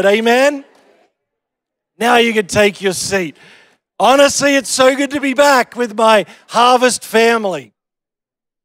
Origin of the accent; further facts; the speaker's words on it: Australia; I'm Australian